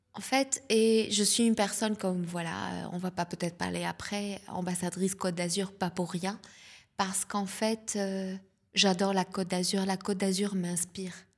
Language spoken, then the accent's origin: French; South Lebanon, Lebanon; accent: Lebanese; first language Lebanese Arabic; French is a second language; moved away as an adult; now in Nice, France; je suis née au Liban, je suis libanaise d'origine. Et euh, voilà, donc la Méditerranée, euh, je, suis une, femme de la Méditerranée. Et du sud du Liban